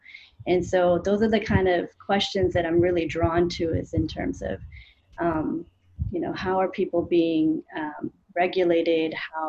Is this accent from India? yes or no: yes; India; also born or lived in Canada; now in United States; so I'm an immigrant. You know, I grew up in India, then we moved to Canada, then we moved to the U.S.